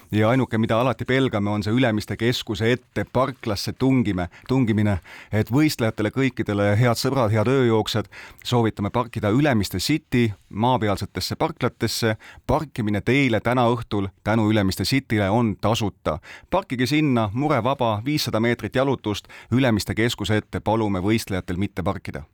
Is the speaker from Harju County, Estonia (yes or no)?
no; Rakvere, Lääne-Viru County, Estonia; Rakveres, meie kodulinnas, tõesti, me oleme virumaalased